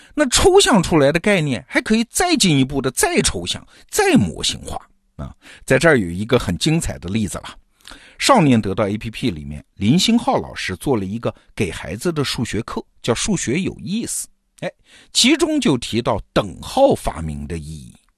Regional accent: China; 我们中国人

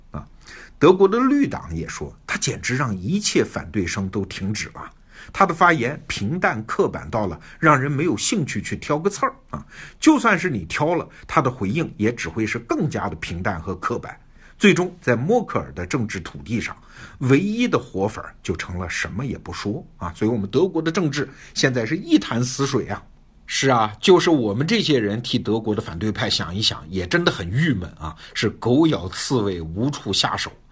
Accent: China; 我们中国人懂的话

